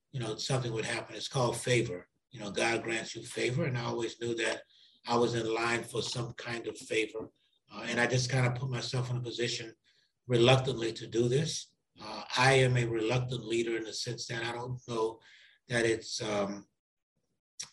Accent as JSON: {"language": "English", "town": "New Orleans", "region": "Louisiana", "country": "United States", "tie": "born or raised there", "moved": "yes", "lives_now": "St. Louis, United States", "said": "I grew up in New Orleans, Louisiana, in what is called a lower ninth ward"}